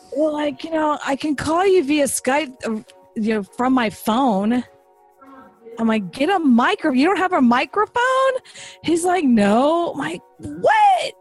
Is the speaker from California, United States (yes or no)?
no; Texas, United States; I'm from Texas.